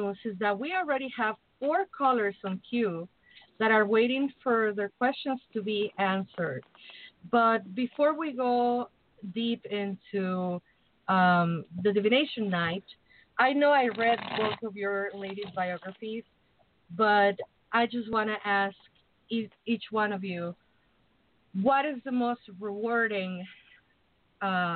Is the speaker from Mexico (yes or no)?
yes; Mexico City, Mexico; now in Chicago, United States; I'm from Mexico City. I'm basically from the tropics